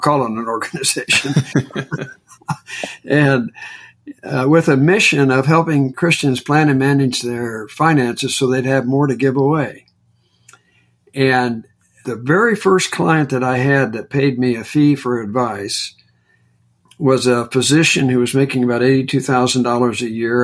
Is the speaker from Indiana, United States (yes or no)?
yes; Indiana, United States; moved away; I'm from Indiana originally